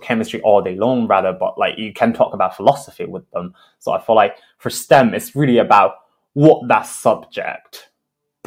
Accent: Beijing, China; I'm from Beijing, China. I went to an international school in Beijing as well.

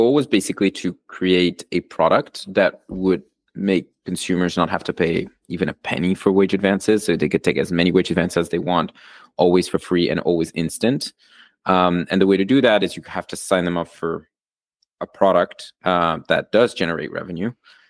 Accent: Argentina; moved away as an adult; also born or lived in Switzerland; now in United States; So I'm originally from Argentina and Switzerland, which basically means the way I got myself into the US was through college. So I came as a student.

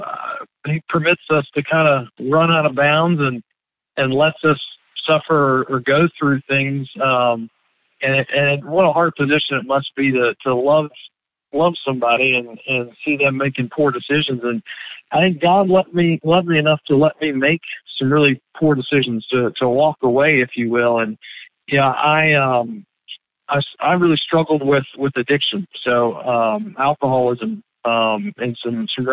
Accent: Greensboro, North Carolina, United States; I grew up here in Greensboro, and this has been kind of home for me for 38 years now

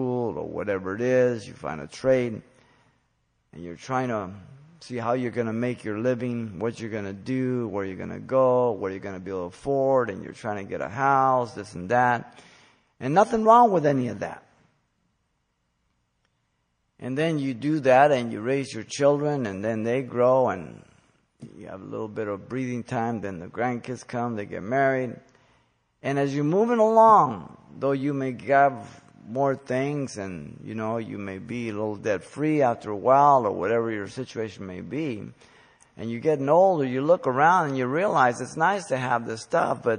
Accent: United States; We as American Christians

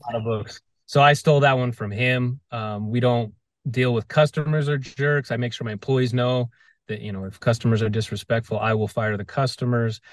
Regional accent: Las Vegas, Nevada, United States; I grew up

